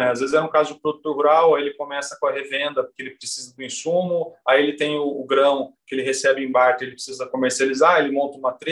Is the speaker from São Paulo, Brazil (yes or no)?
yes; Mococa, São Paulo, Brazil; E eu sou de Mococa, que também tem tradição é, no café, né?